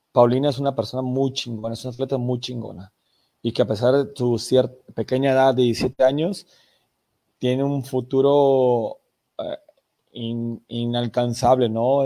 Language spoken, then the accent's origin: Spanish; Mexico; como mexicanos